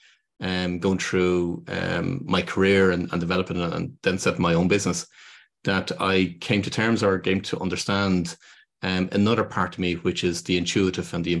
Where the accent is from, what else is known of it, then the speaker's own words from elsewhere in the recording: Dublin, Leinster, Ireland; I'm from Dublin in Ireland